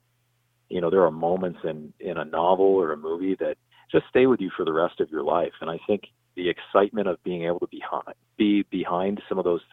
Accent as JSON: {"language": "English", "town": "San Diego", "region": "California", "country": "United States", "said": "I'm from San Diego, California, like I said. I live here with my wife and son"}